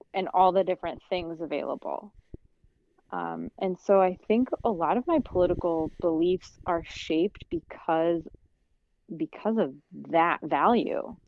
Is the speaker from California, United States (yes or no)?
no; Kansas, United States; moved away; also born or lived in South Carolina / New York; growing up in Kansas